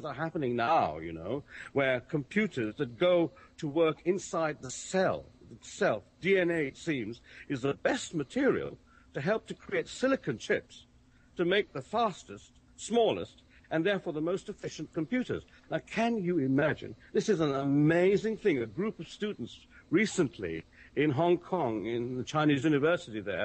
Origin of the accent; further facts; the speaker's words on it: United Kingdom; I'm sitting here as a Brit